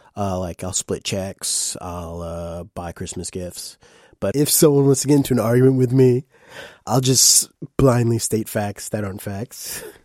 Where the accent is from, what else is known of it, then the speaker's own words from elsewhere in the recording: Saratoga Springs, New York, United States; I'm quote-unquote from Saratoga Springs, New York